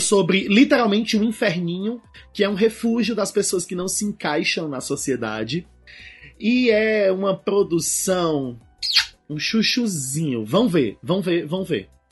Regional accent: Ceará, Brazil; Ceará, que é a minha terra

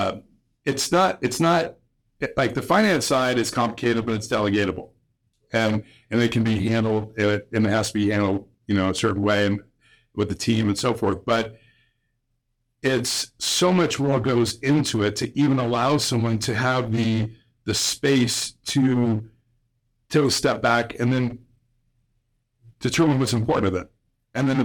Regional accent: Illinois, United States; growing up in Illinois

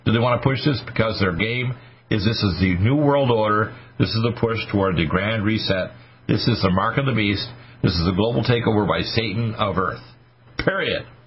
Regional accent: United States; We're Americans

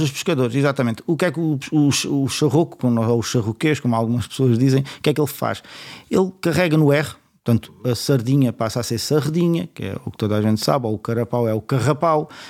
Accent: Setúbal, Portugal

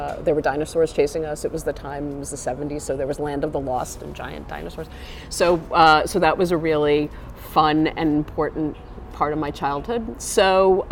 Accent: New York City, New York, United States; I am a New Yorker. I grew up in Brooklyn.

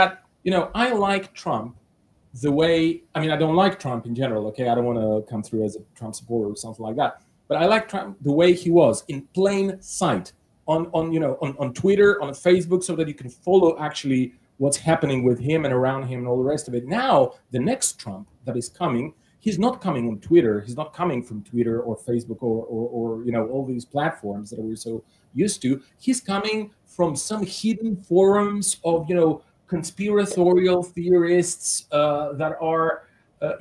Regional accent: Bulgaria; I come from Bulgaria

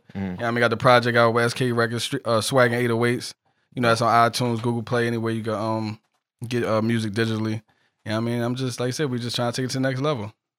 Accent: Philadelphia, Pennsylvania, United States; I'm from North Philly.

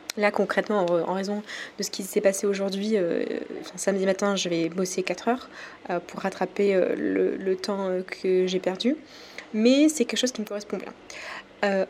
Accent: France; accent: French; j'ai mon accent français qui ressort

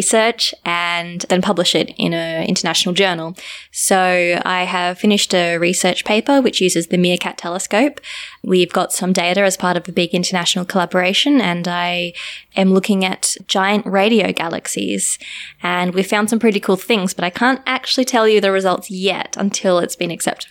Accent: Australia; moved away as an adult; also born or lived in South Africa; now in Cape Town, South Africa; I'm from Australia, but I moved to South Africa about 2 years ago

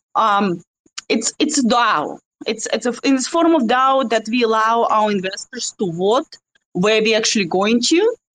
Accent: Russia; accent: Russian; my russian accent

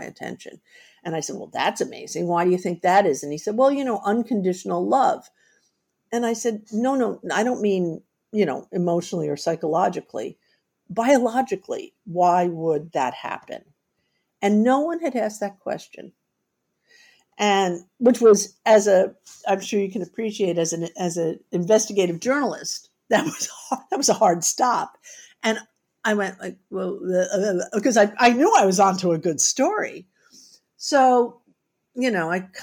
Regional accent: New York City, New York, United States; I grew up in New York City without any pets

